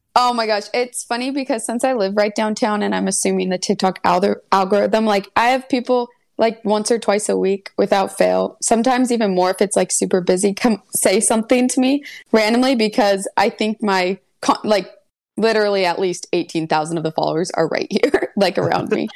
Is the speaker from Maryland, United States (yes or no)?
no; Santa Barbara, California, United States; moved away as an adult; also born or lived in Los Angeles, California; now in Cleveland, United States; I was born and raised in California, and I grew up in Santa Barbara